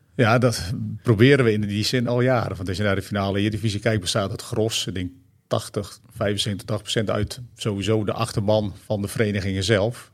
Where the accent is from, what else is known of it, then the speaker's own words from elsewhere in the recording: Friesland, Netherlands; Vroeger in Friesland, waar ik geboren ben.